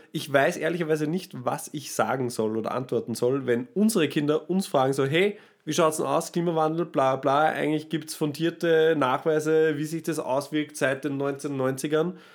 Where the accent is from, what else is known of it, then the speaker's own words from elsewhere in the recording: Austria; da sind wir Österreicher